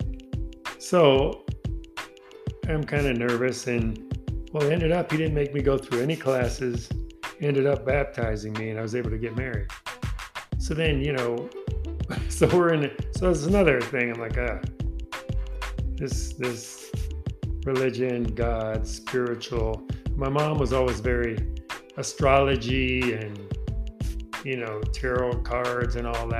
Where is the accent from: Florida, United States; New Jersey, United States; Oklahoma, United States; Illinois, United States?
Illinois, United States; Chicago; I grew up in Chicago, Illinois